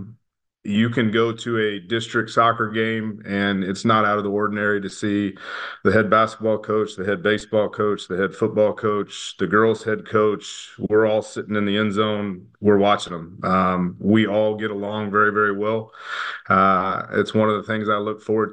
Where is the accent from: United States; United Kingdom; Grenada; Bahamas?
United States; Nixa, Missouri; I grew up in Nixa, Missouri, just south of Springfield.